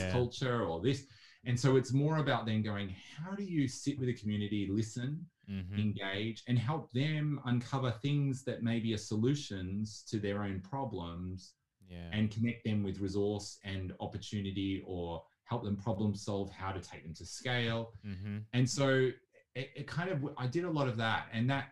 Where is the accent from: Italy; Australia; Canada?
Australia; Melbourne, Victoria; also born or lived in Asia / Africa; I grew up in Melbourne and had parents that lived and worked all around the world. So I was in Asia and Africa as a child